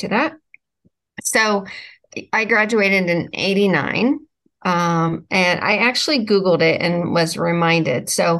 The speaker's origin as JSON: {"language": "English", "region": "Northeast Ohio", "country": "United States", "said": "I'm from Ohio, Northeast Ohio specifically."}